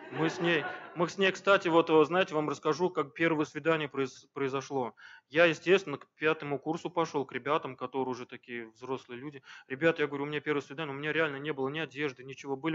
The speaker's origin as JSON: {"language": "Russian", "region": "Crimea", "country": "Ukraine", "moved": "yes", "lives_now": "Diveyevo, Russia", "said": "она сама крымчанка у меня, я приехал из Крыма в 2000-х годах в Дивеево вместе с родителями"}